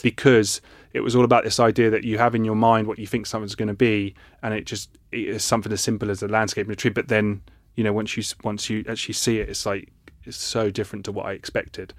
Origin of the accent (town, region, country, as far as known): Ipswich, East of England, United Kingdom